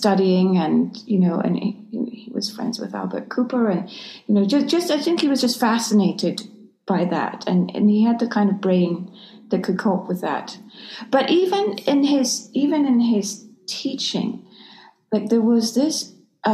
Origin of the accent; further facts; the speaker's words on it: Scotland, United Kingdom; moved away; also born or lived in London; I grew up in Scotland